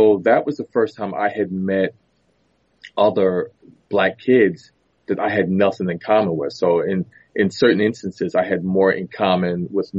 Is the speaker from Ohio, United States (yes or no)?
no; New York City, New York, United States; born there; Yep. I was born in Harlem.